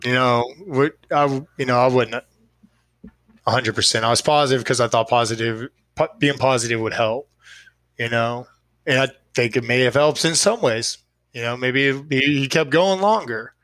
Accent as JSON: {"language": "English", "town": "Austin", "region": "Texas", "country": "United States", "said": "I'm from Austin. I live in Austin."}